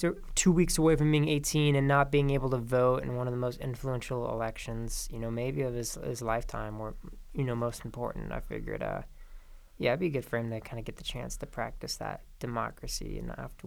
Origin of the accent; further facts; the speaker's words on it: Prescott, Arizona, United States; I was still registered in Arizona, in Yavapai County, actually, because I'm from Prescott.